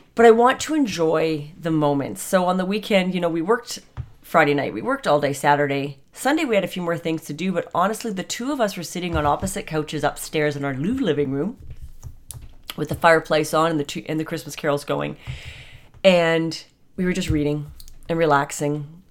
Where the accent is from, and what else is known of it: Canada